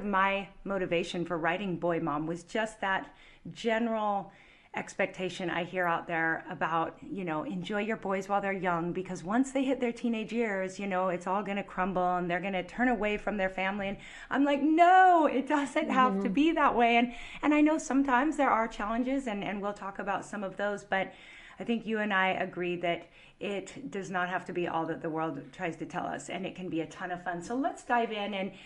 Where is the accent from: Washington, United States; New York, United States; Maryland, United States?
Washington, United States; Puget Sound; I grew up on the Puget Sound